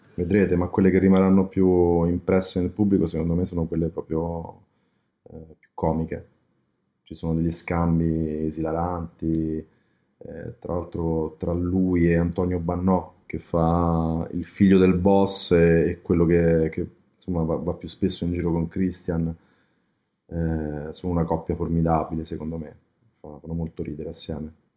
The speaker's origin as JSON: {"language": "Italian", "town": "Rome", "region": "Lazio", "country": "Italy", "said": "da romano"}